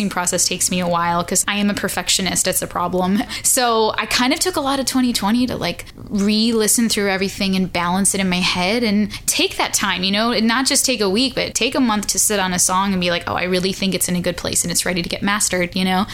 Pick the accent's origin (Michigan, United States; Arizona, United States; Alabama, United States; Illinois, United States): Illinois, United States; Chicago; now in Nashville, United States; I'm originally from Chicago. I live in Nashville.